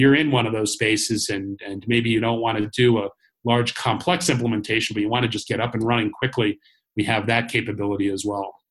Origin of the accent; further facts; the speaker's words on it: Cambridge, Massachusetts, United States; based in my hometown, Cambridge, Massachusetts